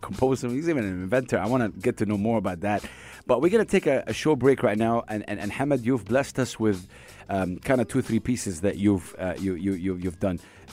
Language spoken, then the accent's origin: English; Saudi Arabia; I'm from Saudi Arabia